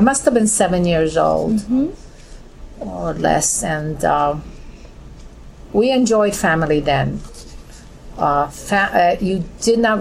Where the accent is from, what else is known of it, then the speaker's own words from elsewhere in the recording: New York City, New York, United States; I grew up in a Williamsburg that was real community.